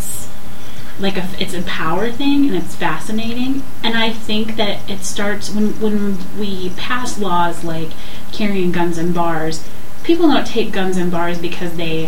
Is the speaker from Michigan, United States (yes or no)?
yes; Michigan, United States; I'm from Michigan